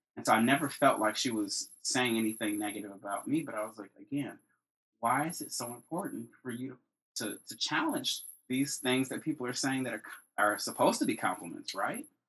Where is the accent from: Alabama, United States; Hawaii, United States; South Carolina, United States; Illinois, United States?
Illinois, United States; Chicago; I am from Chicago, born and raised. Grew up on the South Side.